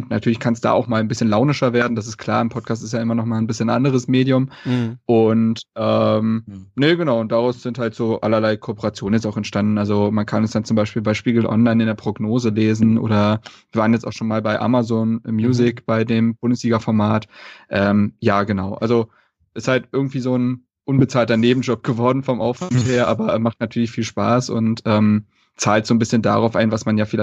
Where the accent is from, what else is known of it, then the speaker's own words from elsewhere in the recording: Berlin, Germany; Also ähm, wie gesagt, ich bin in Berlin groß geworden